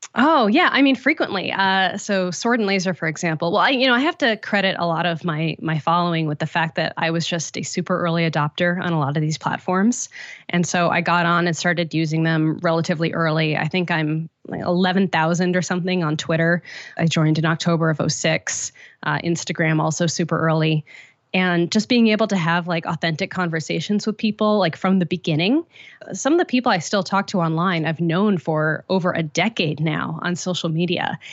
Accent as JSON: {"language": "English", "region": "Connecticut", "country": "United States", "tie": "born or raised there", "also_born_or_lived": "Boston", "moved": "as an adult", "lives_now": "San Francisco, United States", "said": "very far away from here, in Connecticut"}